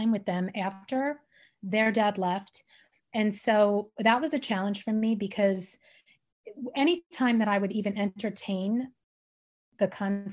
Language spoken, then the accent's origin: English; New York, United States; we grew up together in New York